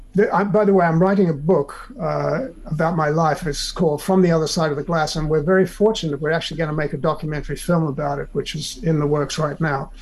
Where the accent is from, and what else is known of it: South Africa; now in United States